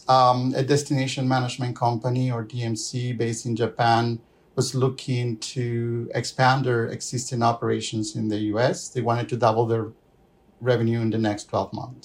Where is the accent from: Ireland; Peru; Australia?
Peru; moved away as an adult; also born or lived in Lima, Peru / Ontario, Canada; now in Calgary, Canada; I'm originally from Peru. First half of my career, I spent it in Lima